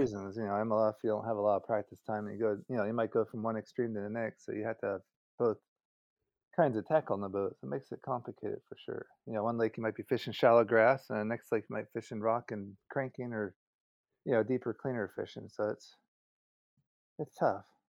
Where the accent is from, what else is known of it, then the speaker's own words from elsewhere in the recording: Southern California, United States; moved away as an adult; I was born in California, Southern California, and so I grew up on the West Coast for about thirty years